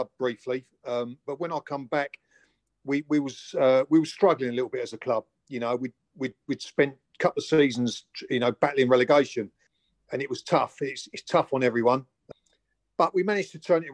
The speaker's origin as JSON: {"language": "English", "town": "Chatham", "region": "South East England", "country": "United Kingdom", "tie": "born or raised there", "also_born_or_lived": "Gillingham", "said": "I was brought up in Chatham originally, and then mum and dad moved over to Gillingham, and then I went to junior school"}